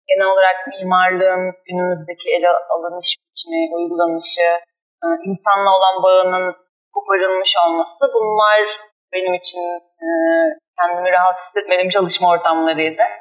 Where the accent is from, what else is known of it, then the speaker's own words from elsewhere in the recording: Ürgüp, Nevşehir, Turkey; Çocukluğumu ben Ürgüp'te geçirdim Kapadokya'da.